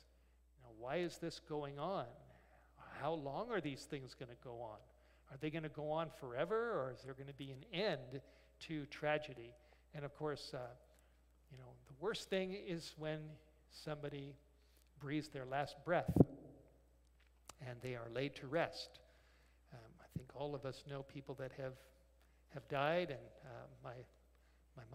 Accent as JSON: {"language": "English", "town": "Los Angeles", "region": "California", "country": "United States", "tie": "born or raised there", "moved": "yes", "lives_now": "North Idaho, United States", "said": "I grew up in Los Angeles"}